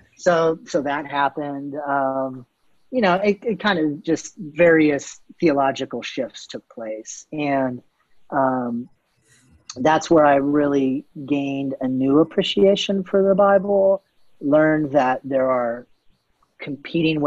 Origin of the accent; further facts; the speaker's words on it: Canton, Ohio, United States; I grew up in Canton, Ohio